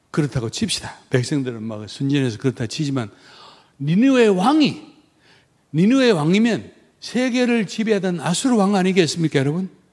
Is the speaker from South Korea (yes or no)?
yes; South Korea; moved away as an adult; 나 한국 사람이야